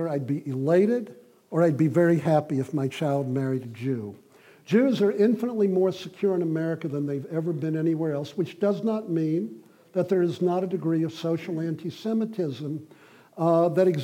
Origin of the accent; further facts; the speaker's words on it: Newport News, Virginia, United States; now in New York City, United States; as a boy, I grew up in Newport News, Virginia, Tidewater, Virginia, in the southern part of the state